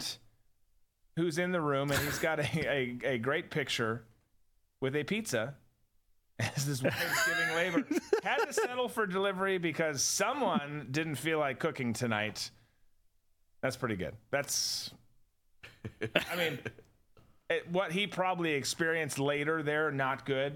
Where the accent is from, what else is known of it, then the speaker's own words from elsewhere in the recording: United States; I'm an American